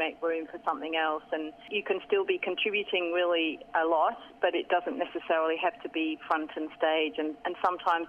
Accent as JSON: {"language": "English", "region": "England", "country": "United Kingdom", "tie": "born or raised there", "moved": "as an adult", "lives_now": "Australia", "said": "I joined a youth theatre company in my hometown in England at the time"}